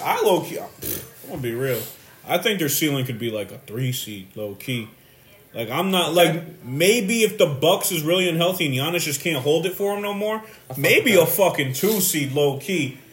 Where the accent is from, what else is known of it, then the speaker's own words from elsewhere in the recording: New York City, New York, United States; I'm a New Yorker and everything at heart